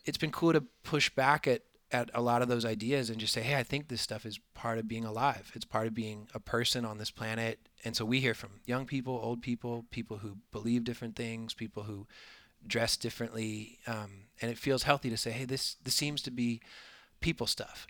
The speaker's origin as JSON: {"language": "English", "region": "Florida", "country": "United States", "said": "I am from Florida"}